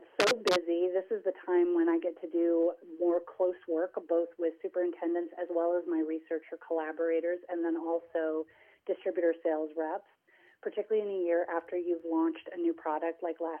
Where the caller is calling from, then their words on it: Boise, Idaho, United States; also born or lived in Oregon; I am calling from Boise, Idaho, where it is raining and we are in quarantine.